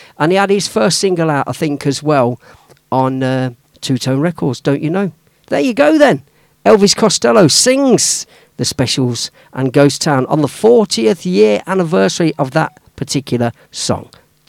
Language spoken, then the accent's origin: English; Leicester, East Midlands, United Kingdom; moved away as an adult; now in Melton Mowbray, United Kingdom; It's my hometown now because I live there, but I'm from Leicester.